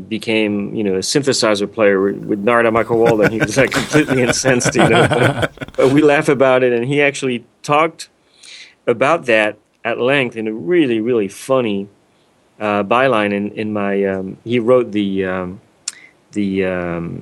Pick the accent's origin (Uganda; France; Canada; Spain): France; moved away; growing up in France